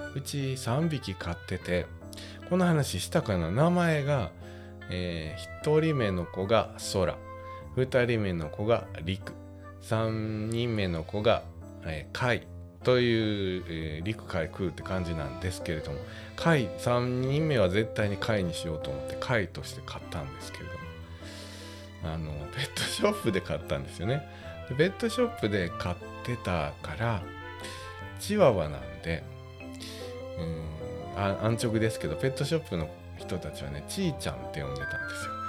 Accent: Wakayama, Japan; born or raised there

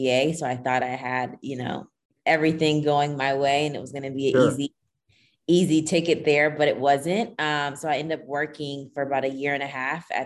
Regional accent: Nashville, Tennessee, United States; also born or lived in Kingston, Jamaica; I was born in Kingston, Jamaica. So all my family is Jamaican, but I grew up in Nashville, Tennessee.

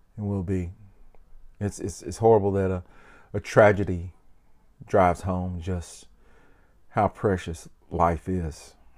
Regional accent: Memphis, Tennessee, United States; I'm an entertainer from Memphis, Tennessee

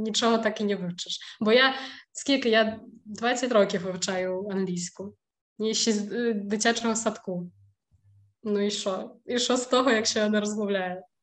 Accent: Ukraine; moved away as an adult; now in Wrocław, Poland

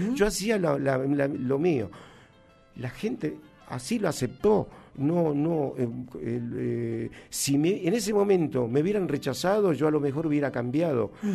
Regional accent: Humahuaca, Jujuy, Argentina; yo soy de la, de la, provincia de Jujuy, un lugar donde se llama Humahuaca. Es una localidad eh, hoy turística, muy, muy hermoso. Y este, de ahí, ahí, ahí nací yo.

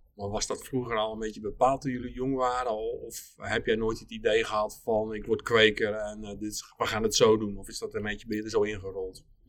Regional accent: Alblasserdam, South Holland, Netherlands; Ik kom uit Alblasserdam van, van oorsprong, dus we zaten net aan de andere kant van de Noord

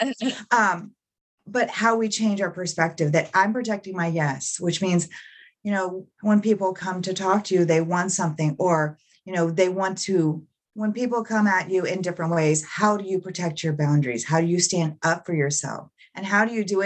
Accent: Central Florida, United States; I grew up in Central Florida, and I grew up in, you know, a poverty-stricken area

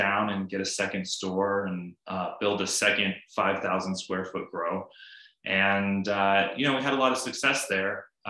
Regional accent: Boulder, Colorado, United States; growing up in Boulder

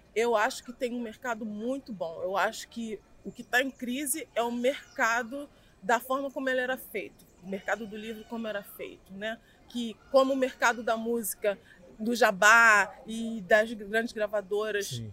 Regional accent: Rio de Janeiro, Brazil; eu sou nascida e criada aqui em Campo Grande

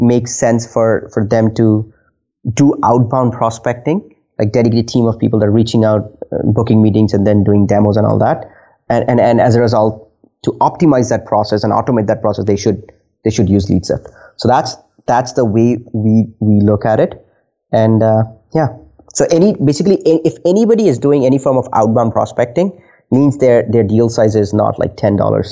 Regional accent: India; also born or lived in Nova Scotia, Canada; now in Halifax, Canada; I am originally from India.

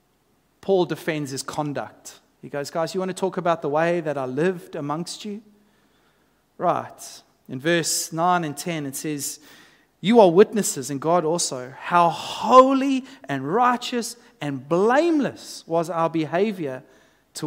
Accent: South Africa; now in Australia; as a South African coming into Australian culture

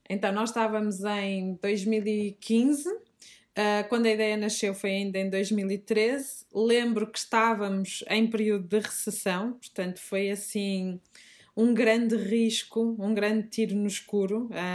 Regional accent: Fafe, Norte, Portugal; accent: Minhoto; moved away as an adult; now in Lisbon, Portugal; Eu não sou lisboeta, sou, sou minhota, como rapidamente o meu sotaque denuncia. Uh, sou de Faf, que pertence ao distrito de, de Braga.

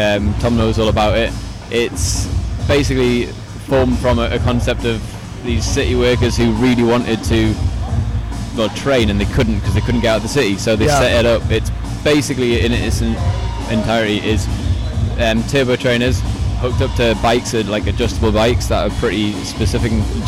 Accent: Newcastle, North East England, United Kingdom; it's my accent's not even that bad, eh? So I'm originally from Newcastle in the UK. Been travelling around all my life, haven't quite lost the accent.

